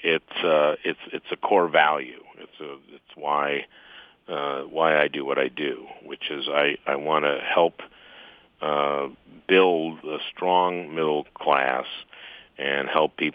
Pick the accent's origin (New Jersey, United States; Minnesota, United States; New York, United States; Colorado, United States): Minnesota, United States; St. Louis Park; I grew up in St. Louis Park and, two-bedroom, one-bath house